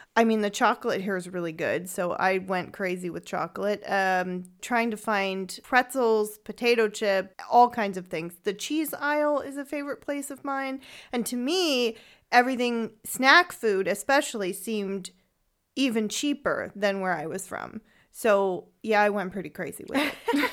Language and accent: English; San Francisco, California, United States; moved away as an adult; also born or lived in Freiburg im Breisgau, Germany; now in Freiburg, Germany; I am from San Francisco, California